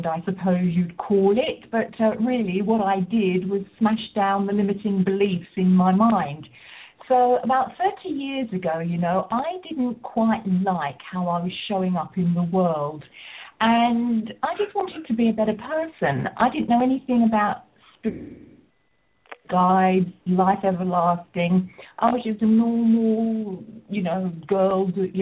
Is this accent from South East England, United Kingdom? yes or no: yes; Rochester, South East England, United Kingdom; I come from Rochester in Kent in the southeast of England